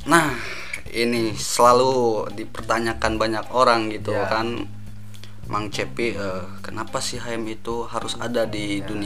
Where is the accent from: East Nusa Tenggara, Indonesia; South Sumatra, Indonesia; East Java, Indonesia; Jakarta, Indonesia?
South Sumatra, Indonesia; Palembang; dari dari awal itu asli kalau asli saya dari Palembang, Palembang.